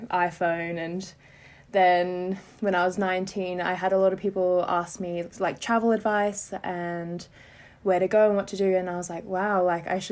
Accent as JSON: {"language": "English", "country": "Australia", "moved": "as an adult", "lives_now": "England, United Kingdom", "said": "I am originally from Australia, but I currently am living in England"}